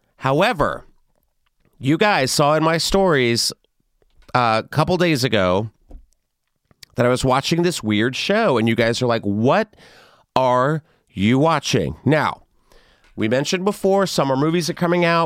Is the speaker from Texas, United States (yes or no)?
yes; San Antonio, Texas, United States; I grew up in San Antonio, so that's you know a little west of San Antonio